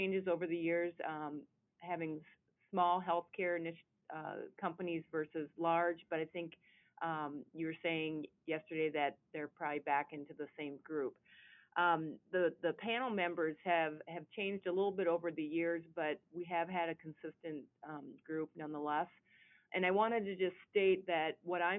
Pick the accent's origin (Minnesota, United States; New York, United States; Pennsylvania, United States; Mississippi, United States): Minnesota, United States; Southern; I'm from Southern Minnesota